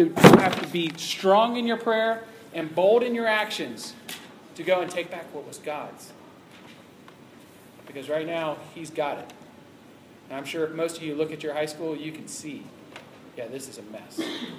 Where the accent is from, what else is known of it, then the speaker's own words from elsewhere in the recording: Ohio, United States; that I knew about because I came from Ohio